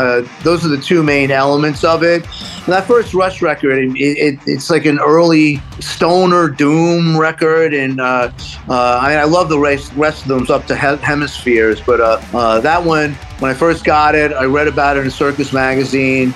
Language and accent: English; New York City, New York, United States; born or raised there; also born or lived in Los Angeles; now in Amityville, United States